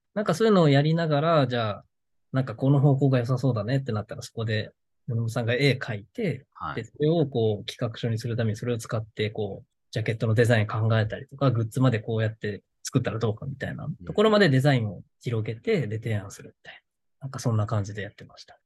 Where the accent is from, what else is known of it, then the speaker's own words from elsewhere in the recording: Okinawa, Japan; moved away as an adult; now in Tokyo, Japan; 沖縄にいた頃はそんな、あんまり興味がなかったというか、その実家暮らしだったので